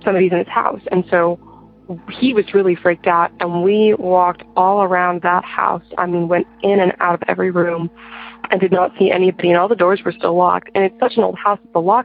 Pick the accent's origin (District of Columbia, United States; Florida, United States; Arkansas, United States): Arkansas, United States; I'm from Arkansas, and I am 17 years old